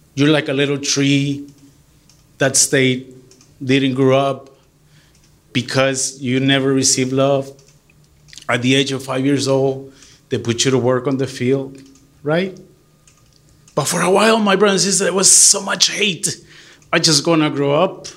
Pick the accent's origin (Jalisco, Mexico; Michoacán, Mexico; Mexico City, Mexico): Michoacán, Mexico; moved away; I grew up in Michoacan, right? Michoacan.